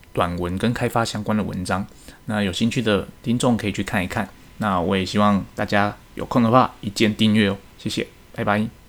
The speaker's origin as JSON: {"language": "Chinese", "country": "Taiwan", "said": "身为一个台湾人，我希望台湾之光可以再世界各地发扬光大"}